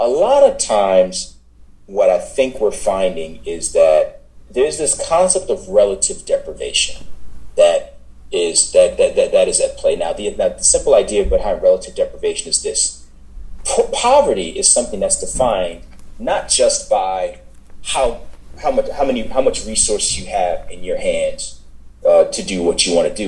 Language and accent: English; New York City, New York, United States; I grew up in Brooklyn before the Barclays Center